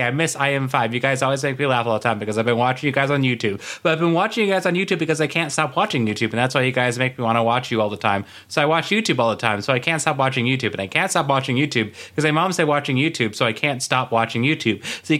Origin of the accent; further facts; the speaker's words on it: Shoshone, Idaho, United States; I'm half Mexican, half white, and I was born in Shoshone called Idaho.